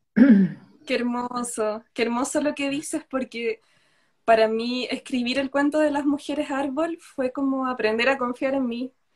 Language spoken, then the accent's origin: Spanish; Chile; estoy en Chile, vivo en Chile, nací en Chile.